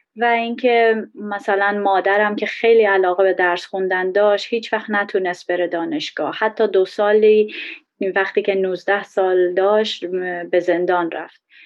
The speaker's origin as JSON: {"language": "Persian", "country": "Iran", "moved": "yes", "said": "من یه بهایی هستم خارج از ایران"}